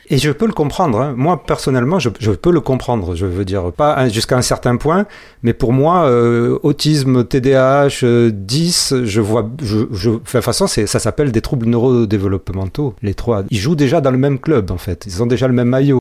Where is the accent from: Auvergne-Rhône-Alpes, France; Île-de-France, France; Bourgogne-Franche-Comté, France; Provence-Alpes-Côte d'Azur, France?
Provence-Alpes-Côte d'Azur, France; Marseille; je suis marseillais